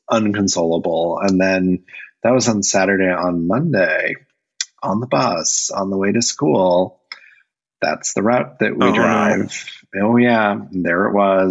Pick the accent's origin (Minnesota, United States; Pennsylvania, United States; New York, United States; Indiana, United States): Indiana, United States; growing up in Indiana